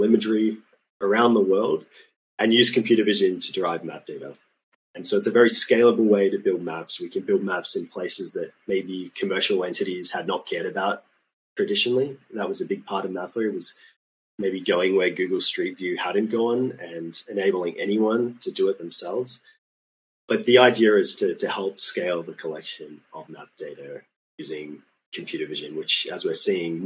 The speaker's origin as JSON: {"language": "English", "country": "Australia", "tie": "born or raised there", "also_born_or_lived": "Sweden", "moved": "as an adult", "said": "as a child growing up in Australia"}